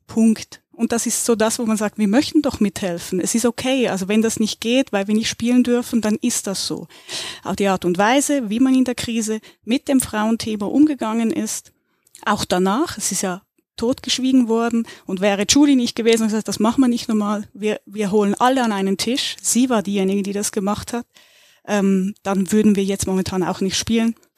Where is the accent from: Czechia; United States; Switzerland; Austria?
Switzerland; now in Germany; komme ich aus der Schweiz